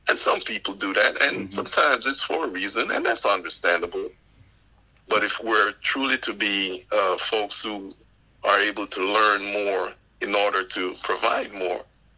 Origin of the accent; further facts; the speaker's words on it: Panama; accent: West Indian; moved away as an adult; also born or lived in Panama Canal Zone; now in United States; the Panamanian culture, where I was born and raised there in Panama